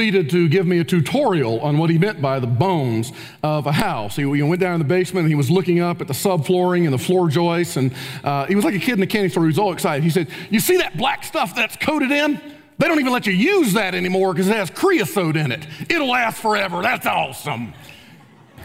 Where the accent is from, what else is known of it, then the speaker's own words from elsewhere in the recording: Spartanburg, South Carolina, United States; moved away as an adult; also born or lived in Kentucky; now in Spartanburg, United States; I was from Spartanburg, so we were already familiar with the community